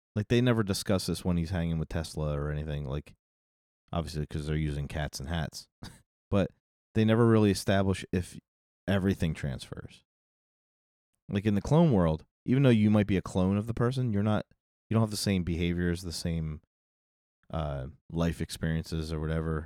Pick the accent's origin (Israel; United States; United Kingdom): United States; we have an issue with nudity in this country